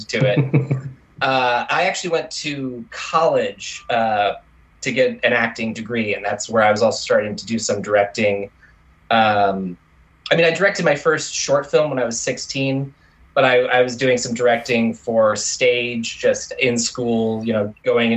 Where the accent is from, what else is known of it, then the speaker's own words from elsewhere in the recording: Tulsa, Oklahoma, United States; I was born in Tulsa, Oklahoma